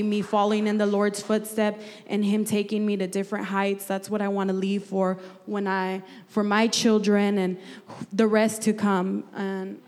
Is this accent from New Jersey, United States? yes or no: no; Santa Barbara, California, United States; also born or lived in Bakersfield; I was born and raised in Santa Barbara, or I could say that's just the longest area code I lived in.